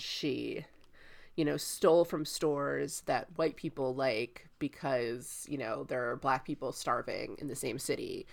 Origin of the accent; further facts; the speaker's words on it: Tampa, Florida, United States; I'm from Tampa